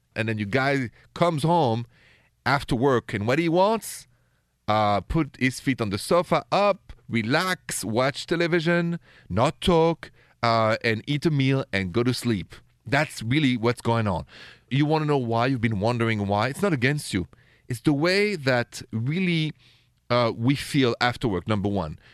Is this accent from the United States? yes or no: no; Paris, Île-de-France, France; accent: thick French; English is a second language; moved away; I have a thick French accent because I'm from France, from Paris originally